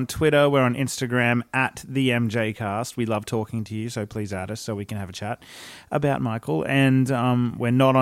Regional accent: Australia; as an Australian male

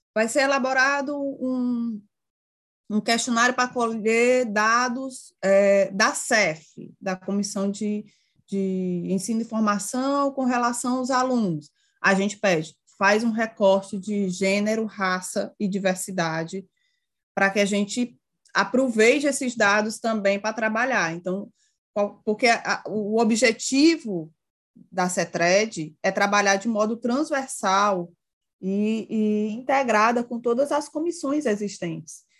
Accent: Ceará, Brazil; Sou do Ceará

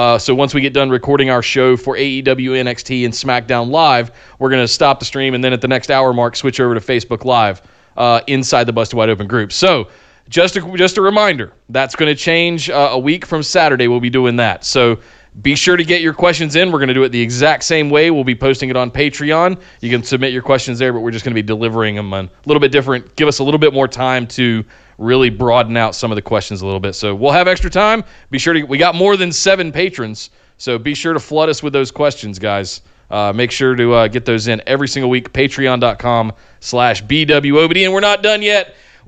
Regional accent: North Carolina, United States; growing up in Central North Carolina around Smoky Mountain Wrestling, Glenn Jacobs.

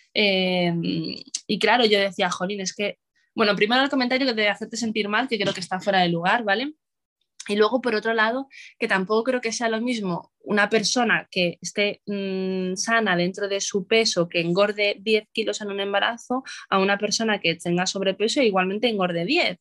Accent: Madrid, Community of Madrid, Spain; soy de Madrid.

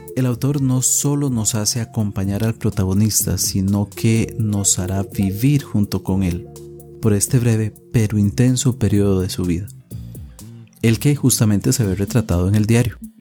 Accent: Costa Rica; acá en mi país, Costa Rica

